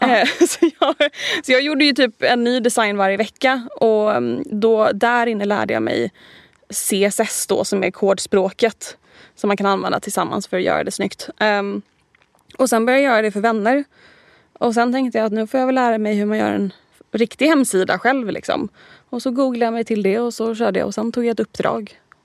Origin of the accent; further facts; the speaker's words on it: Helsingborg, Skåne, Sweden; accent: mixed (Stockholm, Gothenburg, Skåne); moved away as an adult; also born or lived in Gothenburg / Torekov / London; now in Stockholm, Sweden; född i Göteborg, mm. uppvuxen i Torekov och Helsingborg och lite andra ställen.